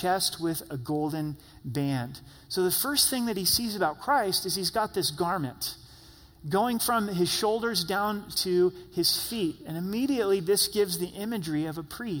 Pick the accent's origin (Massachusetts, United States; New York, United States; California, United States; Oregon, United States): Oregon, United States; Southern; I grew up in Southern Oregon.